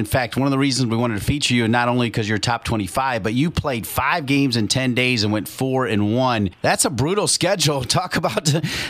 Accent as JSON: {"language": "English", "town": "Fremont", "region": "Ohio", "country": "United States", "said": "I'm actually from Fremont, Ohio, only about 15 miles or maybe 20 miles away from Tiffin, Ohio. It's Northwest Ohio, hardworking communities, great people. I want to say about 2 hours from Columbus, maybe just a little bit less."}